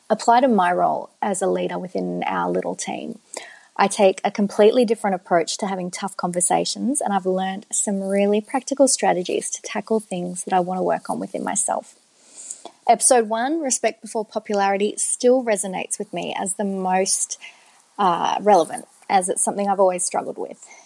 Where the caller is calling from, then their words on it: Melbourne, Victoria, Australia; from Melbourne and I work in marketing